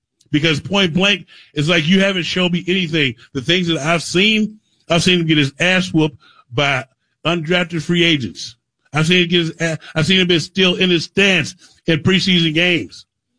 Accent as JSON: {"language": "English", "region": "Missouri", "country": "United States", "said": "See, you know I'm from the Show Me State, right?"}